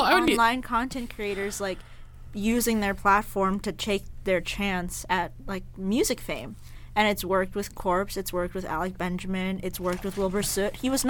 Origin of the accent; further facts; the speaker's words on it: United Kingdom; Got to realize, we pronounce our T's. We're British, not British.